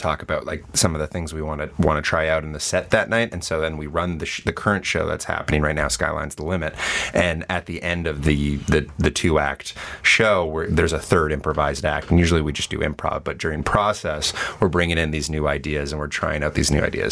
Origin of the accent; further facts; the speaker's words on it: Montreal, Quebec, Canada; now in Toronto, Canada; I'm from Montreal and we do a lot of narrative improv out there